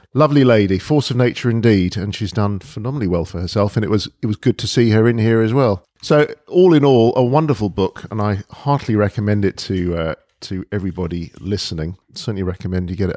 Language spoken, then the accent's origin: English; London, United Kingdom; also born or lived in Mill Hill; I was born and brought up in Edgware, North, North